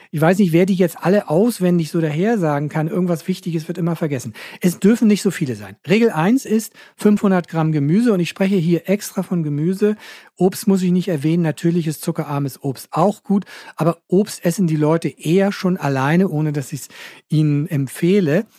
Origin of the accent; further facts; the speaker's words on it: Hamburg, Germany; Bei uns in Hamburg